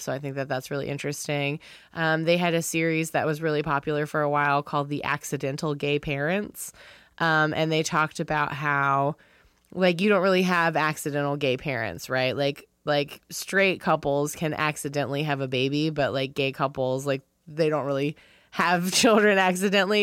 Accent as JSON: {"language": "English", "town": "Wilmington", "region": "North Carolina", "country": "United States", "tie": "born or raised there", "moved": "yes", "said": "I'm from Wilmington, North Carolina"}